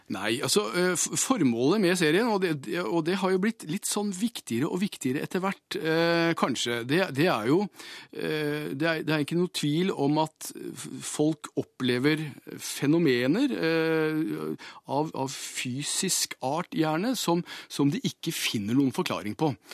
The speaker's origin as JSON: {"language": "Norwegian", "town": "Hamar", "region": "Innlandet", "country": "Norway", "said": "jeg er fra Hamar"}